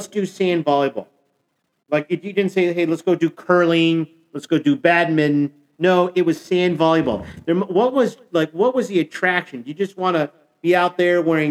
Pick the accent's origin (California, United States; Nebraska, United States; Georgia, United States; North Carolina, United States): Nebraska, United States; I'm from Nebraska